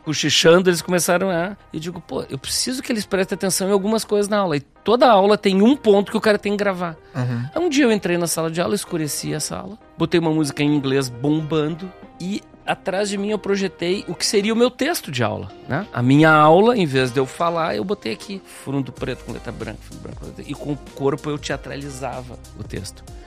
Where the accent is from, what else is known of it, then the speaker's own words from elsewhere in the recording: Rio Grande do Sul, Brazil; eu sou gaúcho